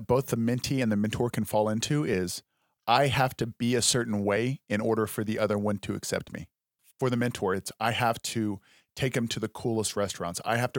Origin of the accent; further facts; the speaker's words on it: Texas, United States; Texas is. But I love Texas. I'm a Texan.